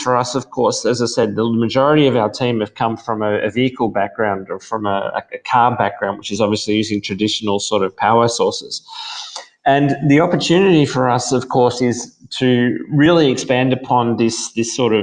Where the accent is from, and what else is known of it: Australia; accent: Australian